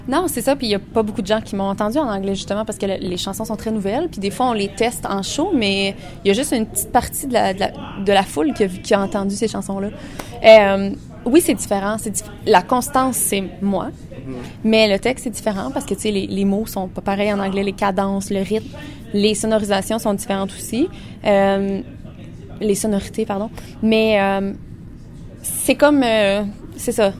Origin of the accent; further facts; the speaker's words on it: Fournier, Ontario, Canada; on a grandi dans le milieu de la campagne. moi, je suis née à Fournier